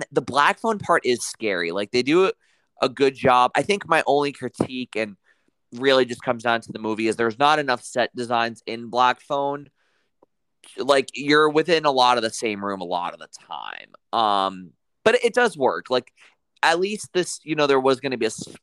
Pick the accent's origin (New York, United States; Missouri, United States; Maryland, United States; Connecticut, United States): New York, United States; as a New Yorker